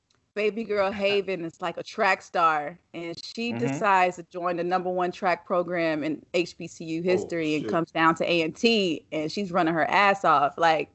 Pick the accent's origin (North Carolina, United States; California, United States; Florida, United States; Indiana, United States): North Carolina, United States; Chapel Hill; I absolutely get it because I'm from North Carolina. I was born in Chapel Hill. I'm a Tar Heel fan.